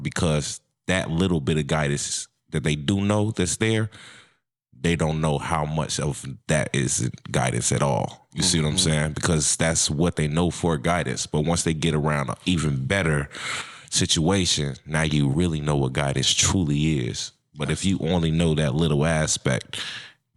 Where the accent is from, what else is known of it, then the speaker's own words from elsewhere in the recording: Chicago, Illinois, United States; now in Minnesota, United States; I'm from Chicago, Illinois. I'm in Minnesota. I wanted to get away from Chicago